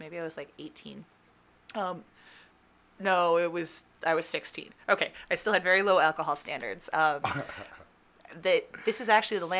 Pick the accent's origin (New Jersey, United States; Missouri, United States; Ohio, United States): Ohio, United States; moved away as an adult; also born or lived in Germany / Kelleys Island, Ohio; now in Pittsburgh, United States; I'm from Ohio